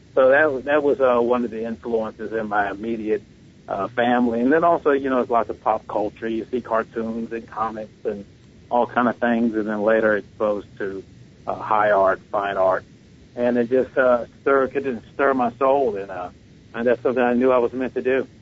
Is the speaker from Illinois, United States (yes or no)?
no; Washington, District of Columbia, United States; growing up in Washington D.C.